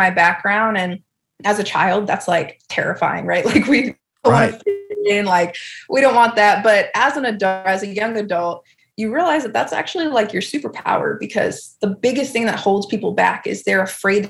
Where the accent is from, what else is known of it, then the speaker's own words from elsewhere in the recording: South Shore, Massachusetts, United States; I'm actually from a small town in Massachusetts, so on the South Shore